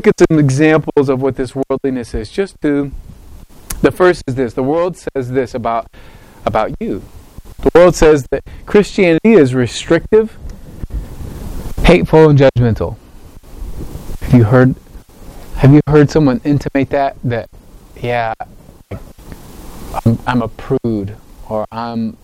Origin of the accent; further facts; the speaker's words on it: United States; I love being American. I really do. I'm proud to be American